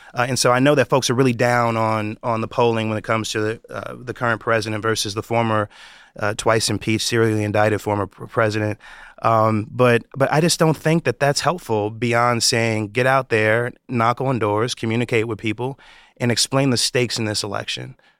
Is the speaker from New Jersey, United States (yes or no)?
no; New York, United States; my home state of New York